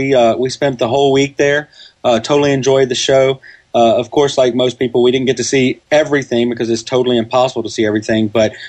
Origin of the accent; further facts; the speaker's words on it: Louisiana, United States; we're from Louisiana, so we're kind of used to Mardi Gras.